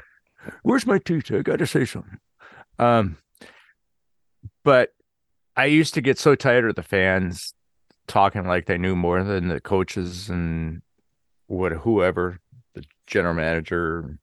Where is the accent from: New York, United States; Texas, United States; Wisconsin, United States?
Wisconsin, United States; Growing up in Wisconsin, they started having these lumberjack competitions that were on TV.